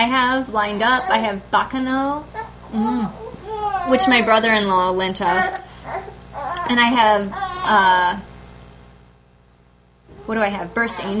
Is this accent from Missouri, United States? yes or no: yes; St. Louis, Missouri, United States; moved away; I go to St. Louis for Thanksgiving this year. My hometown. STL, yo.